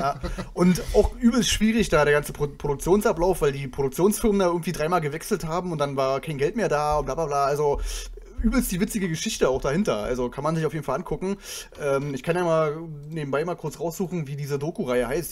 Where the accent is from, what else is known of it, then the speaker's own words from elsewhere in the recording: a small town in Brandenburg, Germany; moved away; ich komme ja nicht aus Berlin, ich komme ja aus einem kleinen Städtchen in Brandenburg